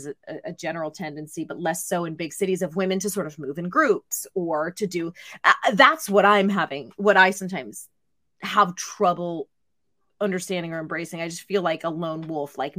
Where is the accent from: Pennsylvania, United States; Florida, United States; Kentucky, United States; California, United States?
Pennsylvania, United States; Pittsburgh; moved away as an adult; also born or lived in New York; I'm from Pittsburgh